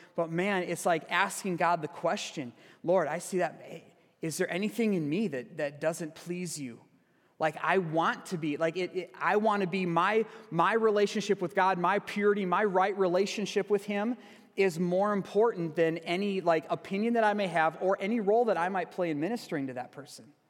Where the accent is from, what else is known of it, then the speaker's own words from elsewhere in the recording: Sparta, Wisconsin, United States; moved away; my childhood church yesterday, back in my hometown, uh, Sparta, Wisconsin.